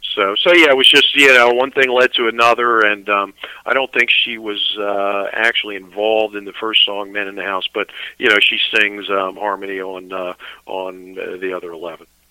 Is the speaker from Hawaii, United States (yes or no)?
no; Annapolis, Maryland, United States; also born or lived in Severna Park, Maryland; I'm actually from Annapolis